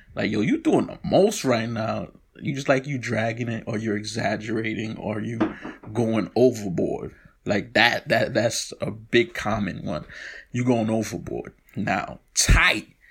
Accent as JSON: {"language": "English", "town": "New York City", "region": "New York", "country": "United States", "said": "I'm from Brooklyn"}